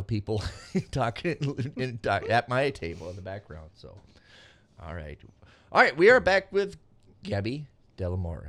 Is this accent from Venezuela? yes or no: yes; Venezuela; I'm from Venezuela.